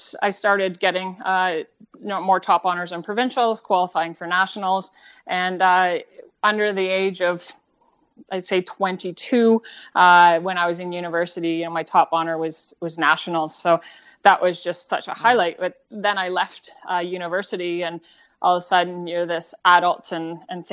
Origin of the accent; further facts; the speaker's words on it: Canada; also born or lived in New Zealand; I was from Canada. I wasn't like them. I wasn't a New Zealander